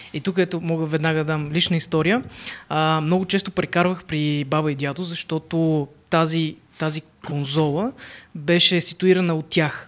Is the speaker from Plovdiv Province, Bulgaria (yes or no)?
yes; Plovdiv, Plovdiv Province, Bulgaria; съм от Пловдив